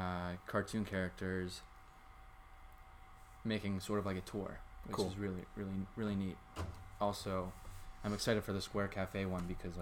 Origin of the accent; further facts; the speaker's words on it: Pittsburgh, Pennsylvania, United States; now in Ligonier, United States; And I was born and raised in Pittsburgh, and then moved to Ligonier, so I'm like an hour away.